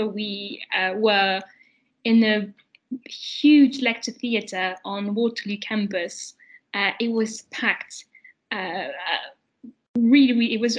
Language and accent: English; France; moved away as an adult; also born or lived in London, United Kingdom; I lived in France, my home country up to then.